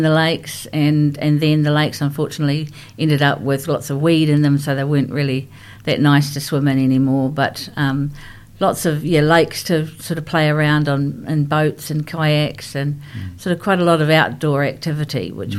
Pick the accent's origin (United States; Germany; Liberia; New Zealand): New Zealand; Rotorua, Bay of Plenty; also born or lived in Christchurch; when I was 5 years of age, we moved to Rotorua from Christchurch. So Christchurch is my hometown, but I was away from Christchurch for many years. So we moved to Rotorua. And I started school there. I enjoyed being up in Rotorua. Sort of when I went there at five, it was a small town, and it's grown quite significantly since then.